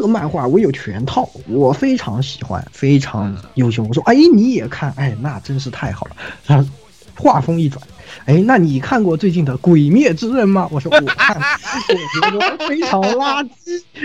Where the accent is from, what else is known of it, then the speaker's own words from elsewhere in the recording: China; 比我们中国人要强太多